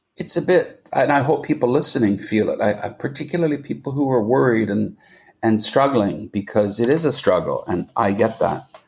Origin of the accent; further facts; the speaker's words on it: Montreal, Quebec, Canada; moved away; I did go to where I grew up in Montreal.